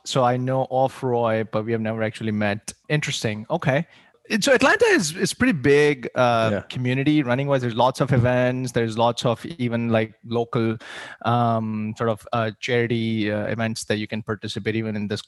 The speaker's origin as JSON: {"language": "English", "country": "India", "tie": "born or raised there", "moved": "as an adult", "said": "So I grew up in India. I moved here right after high school."}